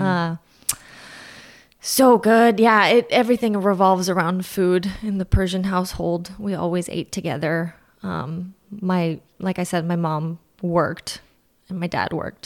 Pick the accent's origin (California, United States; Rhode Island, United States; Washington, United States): California, United States; Fremont; moved away as an adult; also born or lived in Orange County / San Diego; now in Santa Ynez, United States; I grew up in Fremont. It's in the Bay Area, NorCal